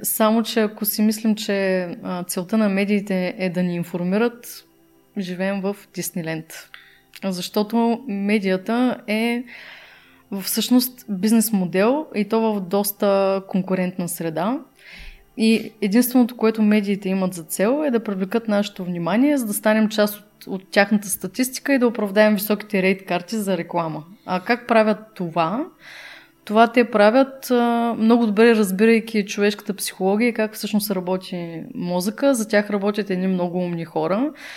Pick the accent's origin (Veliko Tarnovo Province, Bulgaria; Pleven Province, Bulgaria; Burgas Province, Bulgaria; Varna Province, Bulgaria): Burgas Province, Bulgaria; Burgas; Аз съм от Бургас, нали? Там на емблематичния часовник се срещахме